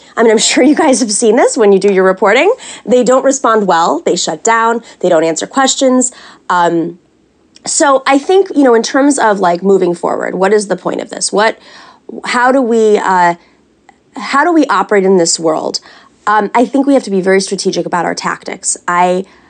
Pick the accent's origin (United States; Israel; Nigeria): United States; New York; I'm a New Yorker